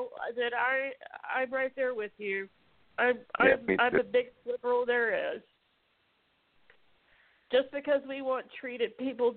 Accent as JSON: {"language": "English", "region": "Mississippi", "country": "United States", "tie": "born or raised there", "moved": "yes", "said": "I grew up in Mississippi originally. I got out 18 years ago."}